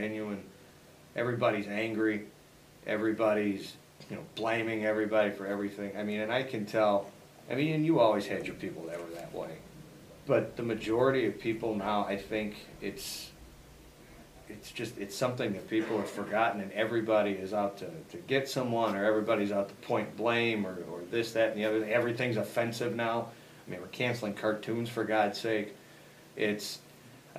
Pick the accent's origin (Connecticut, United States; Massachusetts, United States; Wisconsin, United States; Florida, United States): Wisconsin, United States; Fond du Lac; now in Elburn, United States; Fond du Lac, Wisconsin, the majority of my life was spent there